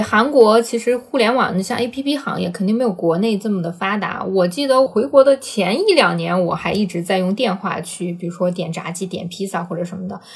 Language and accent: Chinese; China; moved away as an adult; also born or lived in South Korea; 我们中国人